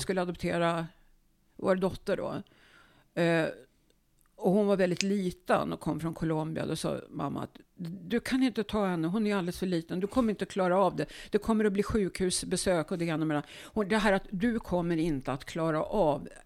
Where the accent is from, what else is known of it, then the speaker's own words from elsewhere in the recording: Uppsala, Uppsala County, Sweden; Jag är född i Uppsala på Akademiska sjukhuset 1950